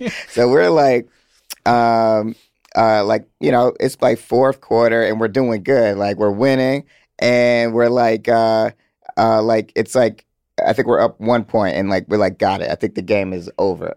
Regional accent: Atlanta, Georgia, United States; I'm from Atlanta.

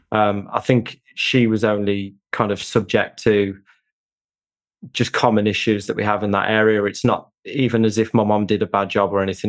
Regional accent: United Kingdom; born or raised there

